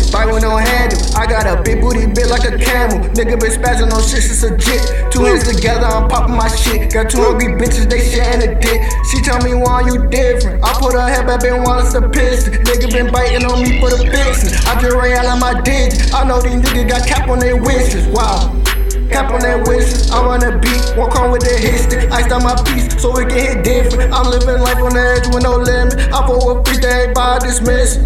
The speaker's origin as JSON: {"language": "English", "town": "Miami", "region": "Florida", "country": "United States", "moved": "yes", "lives_now": "Atlanta, United States", "said": "I'm originally from Miami, and I'm part Cuban"}